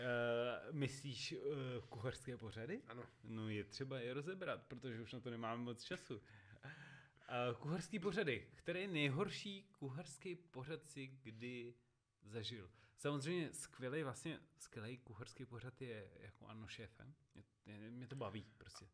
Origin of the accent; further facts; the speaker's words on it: Czechia; My jsme, my jsme normálně Češi. My jsme Češi, Češi.